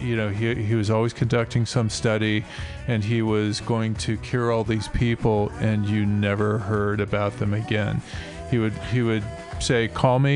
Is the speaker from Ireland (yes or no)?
no; California, United States; Growing up in California in the 70s